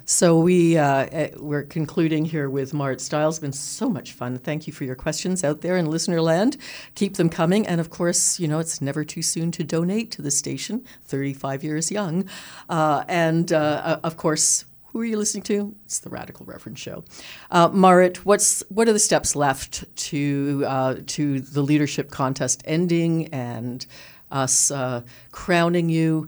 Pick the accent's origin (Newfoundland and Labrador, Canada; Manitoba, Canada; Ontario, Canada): Ontario, Canada; Toronto; I grew up in Toronto, and you know, was on social assistance as a teenager